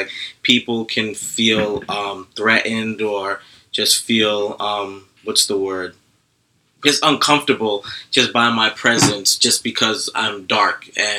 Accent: New York City, New York, United States; growing up in Brooklyn, going to parties in Brooklyn

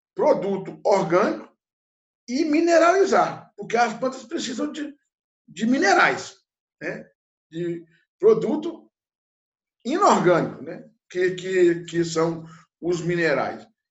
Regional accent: interior of Minas Gerais, Brazil; eu, que sou do interior de Minas Gerais, numa região muito pobre, que nasci na década de 60

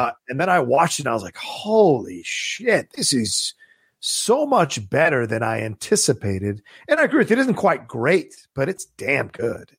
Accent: Virginia, United States; I grew up in Virginia

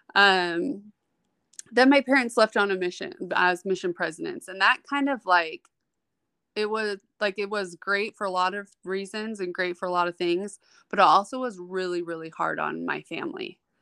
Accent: Utah, United States; also born or lived in New York City / Florida; was actually born and spent my childhood in New York City till I was about eight or nine years old, and we moved back here to Utah, um, where my parents were from. So, I'm, I'm a New York baby with raised in Utah

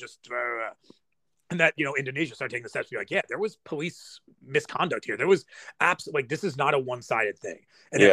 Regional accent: United States

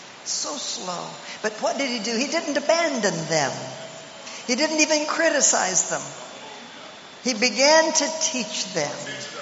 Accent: Oklahoma, United States; also born or lived in Nigeria; I'm from Oklahoma. If I'm from anywhere, I'm from Nigeria and Oklahoma.

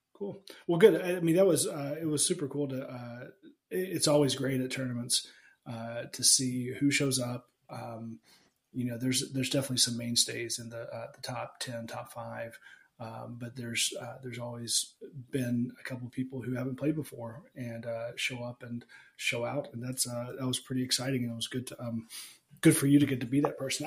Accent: Alabama, United States; I grew up in Alabama

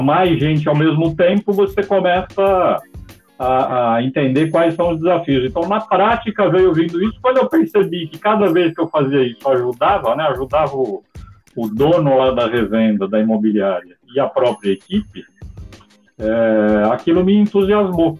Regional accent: São Paulo, Brazil; moved away as an adult; now in Portugal; onde eu nasci, que era São Paulo

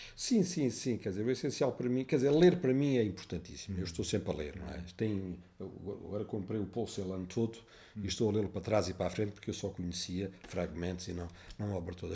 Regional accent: Évora, Alentejo, Portugal; moved away; also born or lived in Amsterdam; eu nasci em Évora

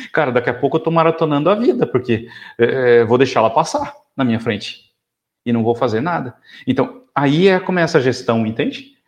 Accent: South Region, Brazil; sou do sul do Brasil, sulista

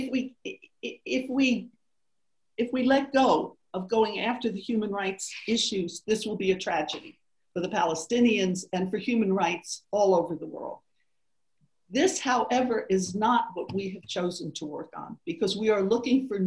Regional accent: the South, United States; I'm from the South, so I lived through the civil rights movement

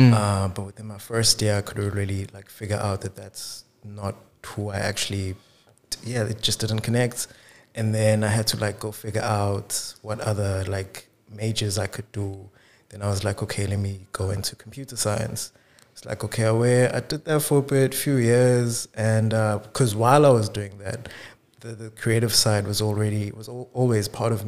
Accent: Tsakane, Gauteng, South Africa; now in Cape Town, South Africa; my life is this constant contrast of Tsakane with Cape Town, because, like, I spend a lot of time here, and then a few times a year, I'll go back to Itzakan.

